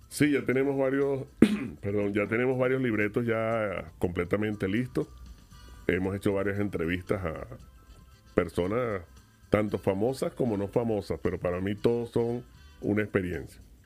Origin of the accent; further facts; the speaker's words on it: Venezuela; moved away as an adult; now in Miami, United States; tuvimos que salir de Venezuela y reinventarnos